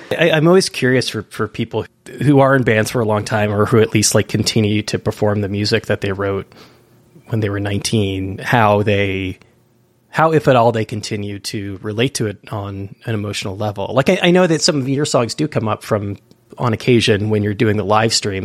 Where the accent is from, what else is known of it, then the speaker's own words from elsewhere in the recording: East Bay, California, United States; I'm from the East Bay myself